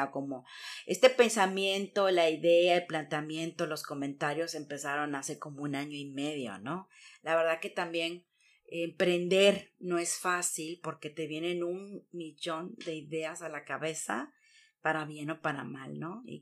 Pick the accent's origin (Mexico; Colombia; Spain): Mexico; moved away as an adult; now in Germany; Yo soy mexicana de hasta morir